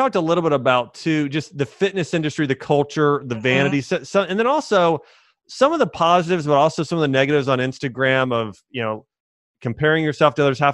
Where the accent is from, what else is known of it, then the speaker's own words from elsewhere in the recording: Dayton, Ohio, United States; now in Nashville, United States; I grew up in Dayton, Ohio